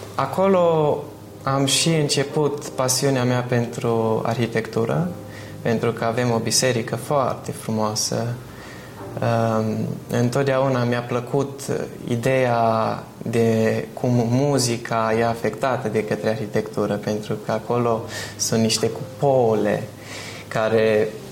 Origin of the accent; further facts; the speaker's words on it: Bistrița, Bistrița-Năsăud, Romania; now in United Kingdom; Bistrița, localitatea noastră